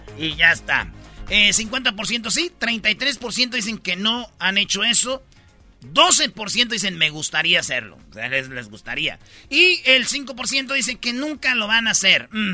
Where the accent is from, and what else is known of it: Michoacán, Mexico; born or raised there; moved away